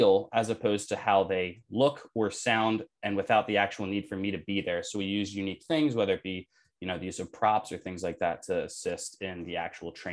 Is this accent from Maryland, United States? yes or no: no; Delaware, United States; moved away as an adult; now in Philadelphia, United States; I am currently residing in Philadelphia. I was born and raised in Delaware.